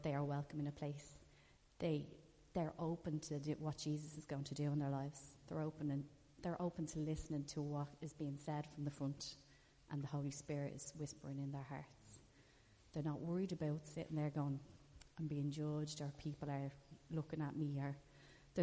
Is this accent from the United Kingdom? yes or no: no; Ireland; We're Irish